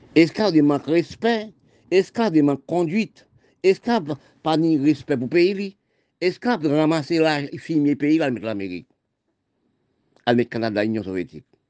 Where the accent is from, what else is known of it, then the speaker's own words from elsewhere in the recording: Haiti; je suis né en Haïti